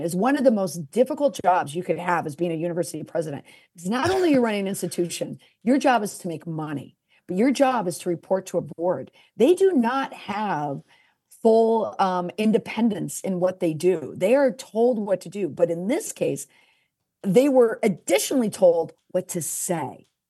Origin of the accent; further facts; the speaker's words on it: United States; I'm the American